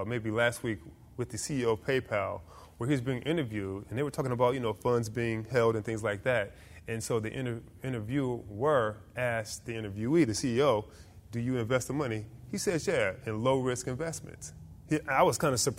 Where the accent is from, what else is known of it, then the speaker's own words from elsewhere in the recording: Detroit, Michigan, United States; moved away; also born or lived in Newark, New Jersey / Orlando, Florida; I grew up in Detroit, Michigan.